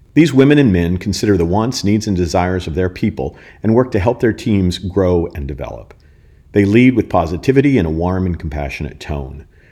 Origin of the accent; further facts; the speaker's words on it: United States; as an American